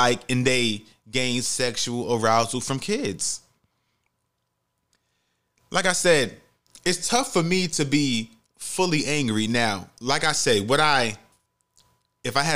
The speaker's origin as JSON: {"language": "English", "town": "New York City", "region": "New York", "country": "United States", "tie": "born or raised there", "said": "I grew up in the Bronx. You know, I'm in the Bronx"}